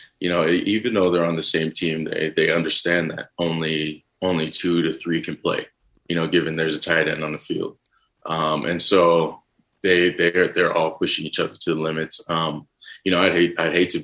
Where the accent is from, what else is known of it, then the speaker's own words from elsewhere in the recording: Texas, United States; growing up in Texas, I watch football, you know, as much as I can